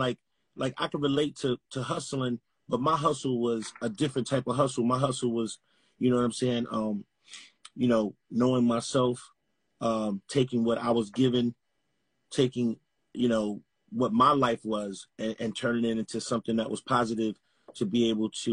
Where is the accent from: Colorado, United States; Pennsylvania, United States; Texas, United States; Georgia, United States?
Georgia, United States; Atlanta; I'm from Atlanta, Georgia, man, Camelton Road